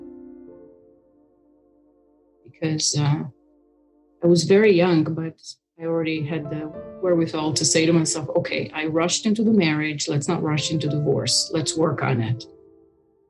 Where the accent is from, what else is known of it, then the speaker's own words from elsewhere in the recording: Israel; moved away as an adult; also born or lived in United States; I'm an Israeli. I lived in Israel at the time. I moved from Israel to America to get married